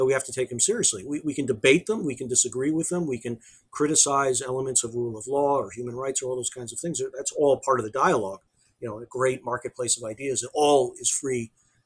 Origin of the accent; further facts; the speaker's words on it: United States; as an American